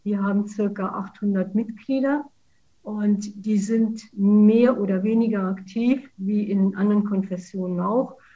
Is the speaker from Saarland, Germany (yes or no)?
yes; Saarlouis, Saarland, Germany; Ich komme aus Saarlouis, bin Saarländerin, ein Saarlouier Mädchen